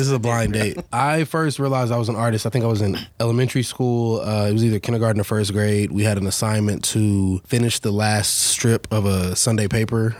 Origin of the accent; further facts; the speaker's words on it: Dallas, Texas, United States; I grew up here in Dallas, South Dallas, between like Madison and Lincoln High School, so the hood